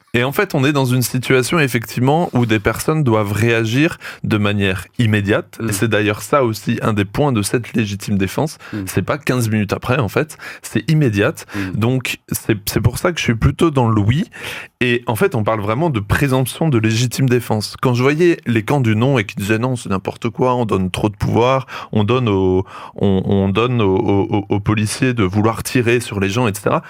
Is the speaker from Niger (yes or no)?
no; France; chez nous en France